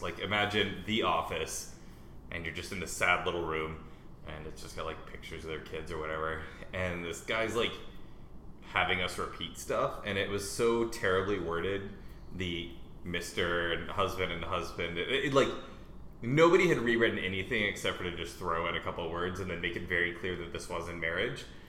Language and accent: English; United States